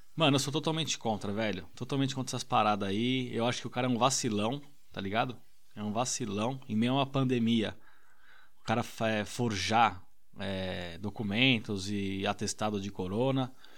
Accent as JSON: {"language": "Portuguese", "country": "Brazil", "moved": "yes", "lives_now": "United Kingdom", "said": "eu sou do Brasil"}